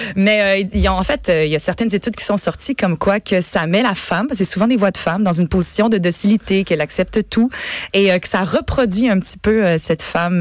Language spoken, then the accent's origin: French; Canada; Je suis canadien-français. Oui, je suis français-Canada